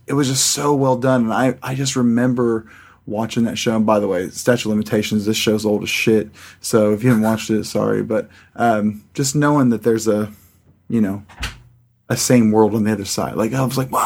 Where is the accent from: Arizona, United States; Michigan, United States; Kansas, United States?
Kansas, United States; Pratt; also born or lived in California / Sawyer, Kansas; I was born in California and moved to Pratt, Kansas and Sawyer, Kansas